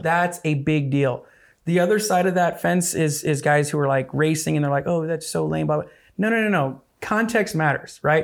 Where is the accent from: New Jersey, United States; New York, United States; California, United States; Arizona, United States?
Arizona, United States; growing up in Arizona